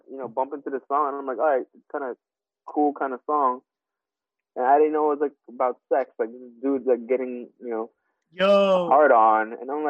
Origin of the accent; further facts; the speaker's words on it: New York, United States; also born or lived in Philippines; Born in the Philippines. I'm a Queens kid, though. You know, I'm raised here and New Yorker at heart. But my heart still kind of calls back home every now and then because, you know, born and raised in the Philippines, too.